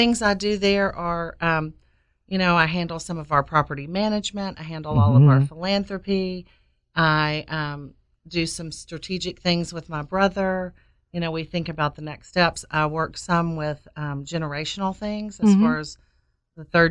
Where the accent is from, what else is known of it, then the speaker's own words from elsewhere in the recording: Knoxville, Tennessee, United States; also born or lived in Kentucky; I grew up in Knoxville in West Hills